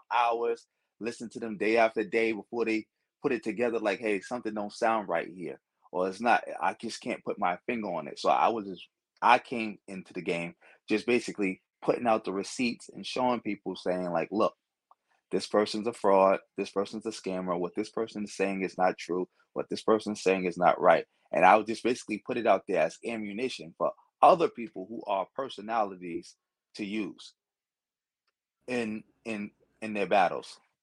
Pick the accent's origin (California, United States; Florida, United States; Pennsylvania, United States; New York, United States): New York, United States; New York City; growing up in Brooklyn